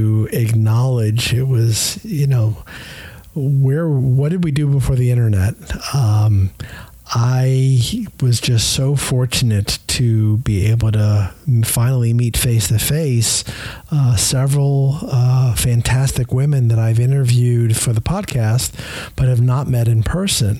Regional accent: Tampa, Florida, United States; my hometown of Tampa, Florida.

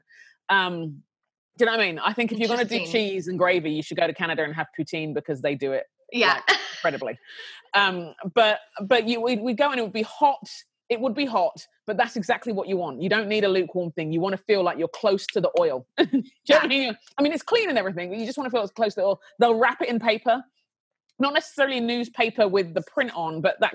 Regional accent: London, United Kingdom; now in Minneapolis, United States; I am a Brit, born and raised in London, but I live now in Minneapolis

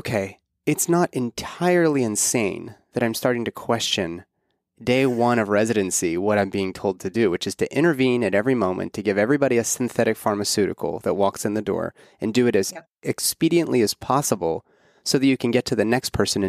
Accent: Pittsburgh, Pennsylvania, United States; I'm from Pittsburgh. And so we grew up with all.

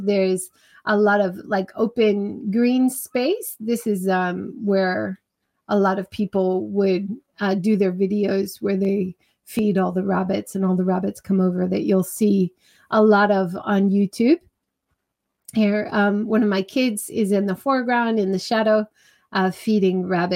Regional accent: Hawaii, United States; growing up in Hawaii

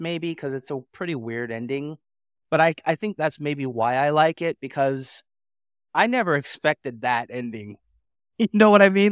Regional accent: Portland, Oregon, United States; I'm from Portland, Oregon

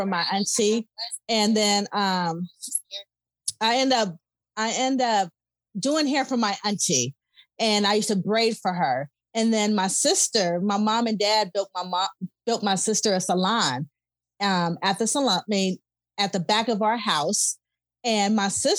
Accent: Los Angeles, California, United States; I'm from South Central LA.

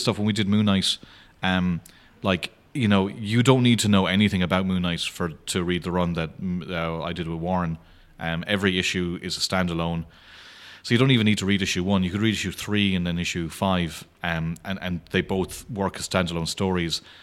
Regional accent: Clare, Munster, Ireland; I'm from Clare

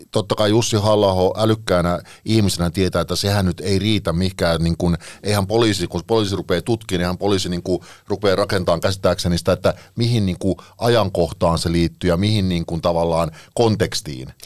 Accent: Parkano, Pirkanmaa, Finland; now in Espoo, Finland; rakkaassa kotikaupungissani, niin jonka, jonka nyt haluan tässä mainita kuitenkin, niin Parkanosta.

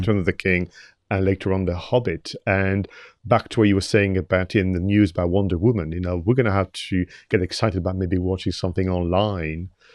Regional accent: Toulouse, Occitania, France; moved away; I was born in Toulouse in the south of France

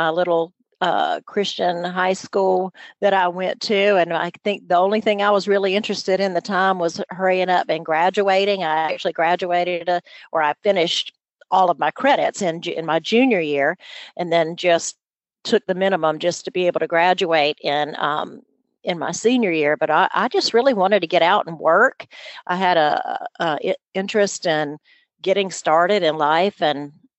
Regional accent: near the Georgia border, North Florida, United States; accent: southern; my home was about 15 miles from the Georgia border. So I don't know really where I get it, really. My folks don't have that kind of an accent, but somewhere along the way, I definitely have morphed into that southern accent

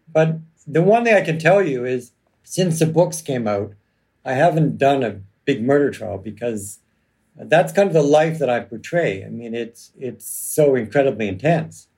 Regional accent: Toronto, Ontario, Canada; when I grew up in Toronto

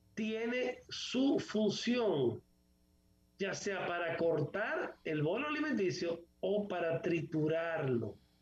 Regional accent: Dominican Republic

